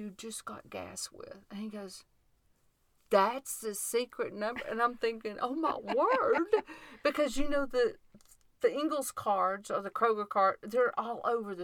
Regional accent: Tennessee, United States; I'm from Tennessee

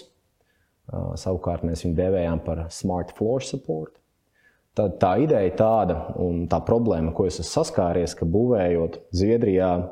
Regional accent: Jelgava, Zemgale, Latvia; Pats esmu Jālgavnieks

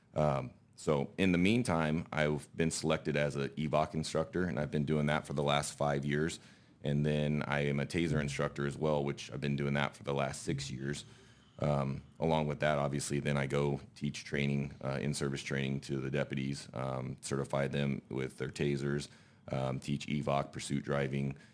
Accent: Elmwood, Nebraska, United States; I am from Elmwood. It's a small town east of Lincoln, about twenty minutes. I grew up there

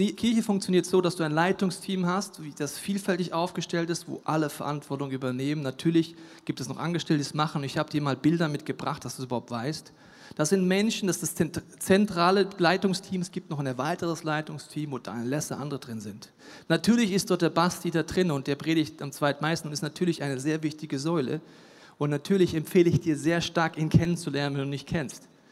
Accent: Franconia, Bavaria, Germany; Ich bin in Franken geboren

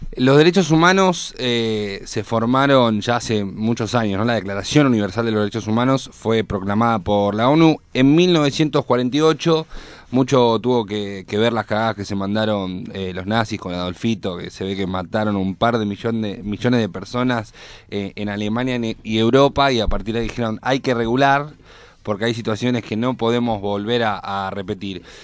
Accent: Argentina; los argentinos

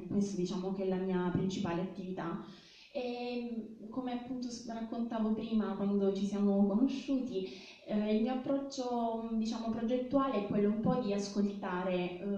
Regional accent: Ostuni, Apulia, Italy; also born or lived in Milan; a fine 2006 ho deciso di tornare a Ostuni

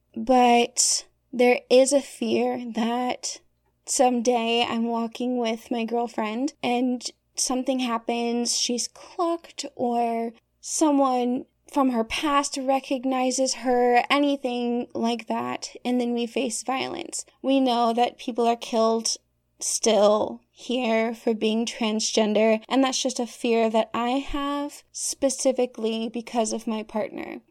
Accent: the Bible Belt, United States; also born or lived in Arkansas; now in Michigan, United States; I grew up on the Bible Belt

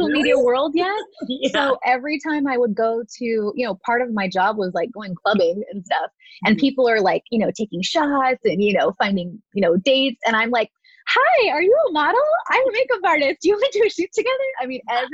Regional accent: Southern California, United States; I was born and raised here in Southern California.

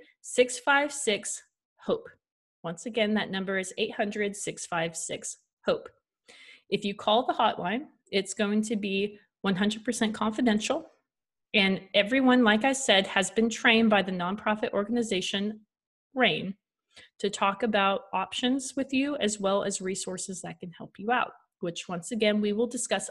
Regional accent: Washington, United States; We ended up going back up to our hometown in Washington

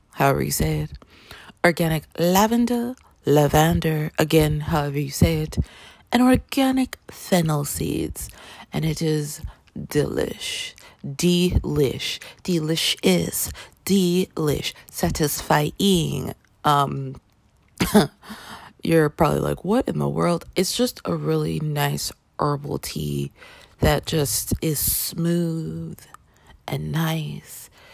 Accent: Canada; now in United States; I grew up in Canada

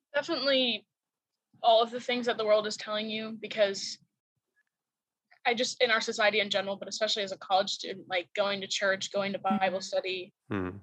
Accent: St. Johns, Florida, United States; moved away as an adult; now in Lakeland, United States; I'm from St. John's, Florida

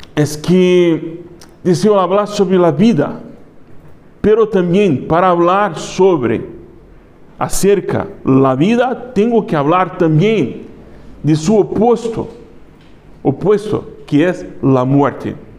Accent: Brazil; accent: Brazilian; Spanish is a second language; now in Spain; Yo soy brasileño, se nota. Es fuerte acento, algunas palabras me escapan.

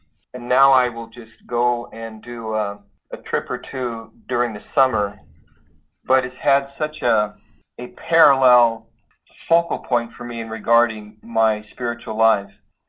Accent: Idaho, United States; moved away as an adult; now in Alabama, United States; I grew up in Idaho in the Northwest, and my folks grew up there, so I was a several generation Idahoan, and I had never been to the Deep South at all in my life. So we have been here now for 5 years and a month

